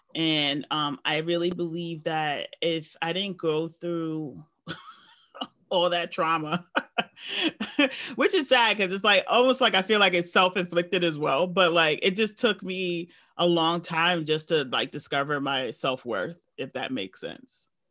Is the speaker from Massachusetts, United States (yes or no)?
no; New York, United States; I've grew up in a large city, and I never felt like, even though I'm a New Yorker